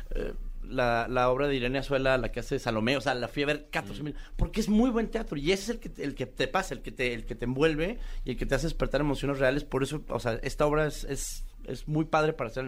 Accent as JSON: {"language": "Spanish", "region": "Chihuahua", "country": "Mexico", "said": "yo por ejemplo soy de Chihuahua y no tenía una buena cartelera de teatro."}